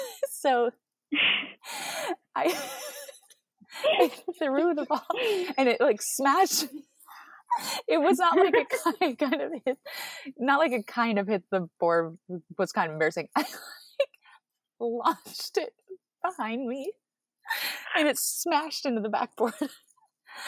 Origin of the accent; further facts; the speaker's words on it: Oregon, United States; Like people growing up in Central Oregon, everybody's like, wow, you don't ski or snowboard.